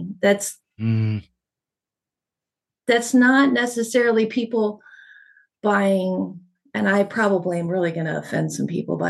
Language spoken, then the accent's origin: English; California, United States; also born or lived in La Puente / Arizona / New Mexico / Texas; And I was raised in Southern California, Arizona, New Mexico, and a little bit blipping and out of Texas, and I joined the service out of New M